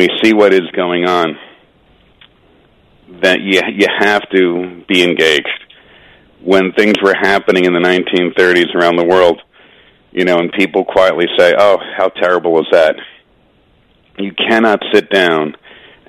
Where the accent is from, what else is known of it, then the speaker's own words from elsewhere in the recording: United States; as an American